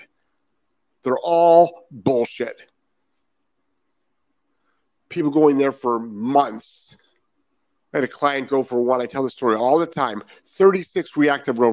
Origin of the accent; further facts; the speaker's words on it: Lyndhurst, Ohio, United States; moved away; I'm from Ohio. I'm from the east side of Cleveland, Lyndhurst, Ohio. Graduated Brush High School in 1984